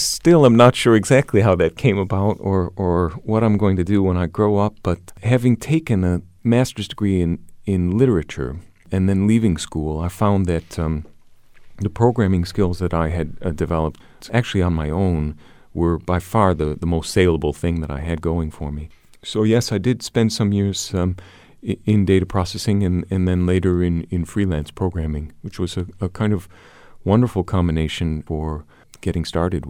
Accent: Bangkok, Thailand; also born or lived in Chicago, United States; Actually, I was born in Chicago and went to Bangkok as an 11-year-old and spent my teen years there, not quite 10.

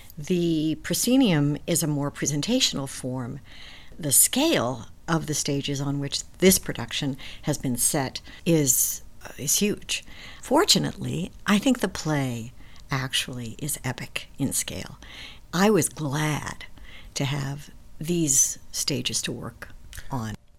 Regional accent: New York, United States; I'm a New Yorker

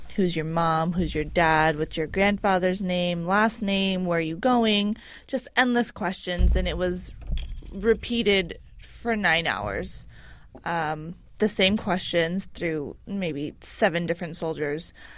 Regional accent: San Francisco, California, United States; I am an American citizen born and raised here in San Francisco

